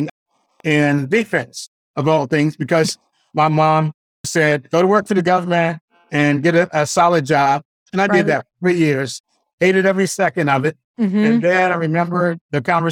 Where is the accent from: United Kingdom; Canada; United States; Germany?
United States; Washington, District of Columbia; I was born at 61, very turbulent time in D.C., a few years before the race riots started.